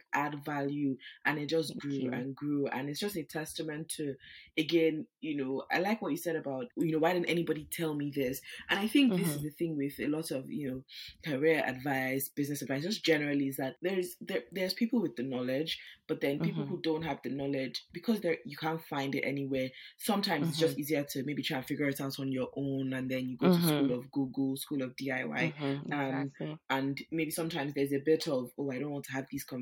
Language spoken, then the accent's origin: English; Nigeria; now in United Kingdom; I live in the UK, but I'm also Nigerian